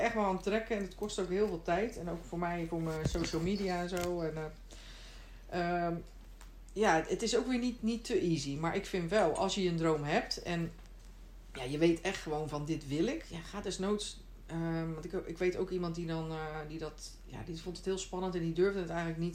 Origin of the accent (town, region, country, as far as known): Netherlands; moved away as an adult; now in Sweden